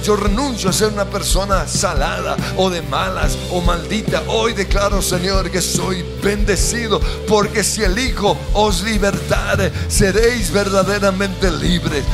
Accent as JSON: {"language": "Spanish", "country": "Colombia", "said": "Soy bendecido como colombiano."}